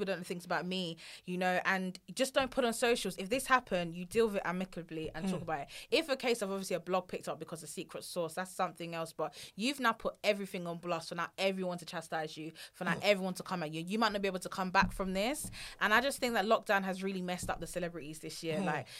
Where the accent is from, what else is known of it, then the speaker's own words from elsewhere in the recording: Nigeria; I think the worst thing being Nigerian is always like the mother-in-law.